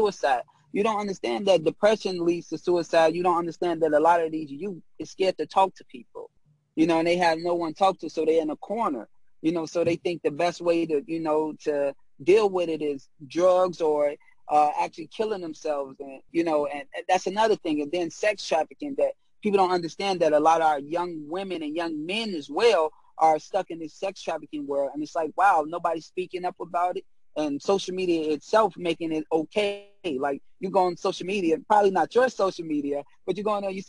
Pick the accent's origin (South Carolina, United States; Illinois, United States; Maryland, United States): Illinois, United States; Chicago; I'm a kid from Chicago